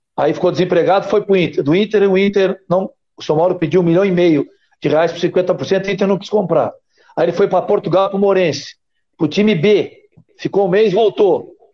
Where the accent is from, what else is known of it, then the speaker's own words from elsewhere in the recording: Santa Catarina, Brazil; como catarinense